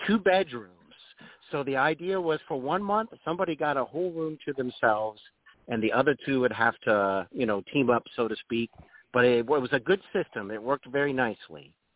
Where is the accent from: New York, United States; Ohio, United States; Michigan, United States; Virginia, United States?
Ohio, United States; Dayton; also born or lived in North Carolina; now in Cincinnati, United States; I'm really from Dayton, Ohio.